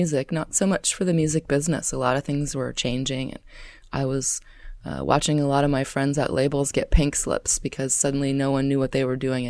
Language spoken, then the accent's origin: English; Twin Cities, Minnesota, United States; So I consider Minnesota to be my home state. I finished high school there and went to college there.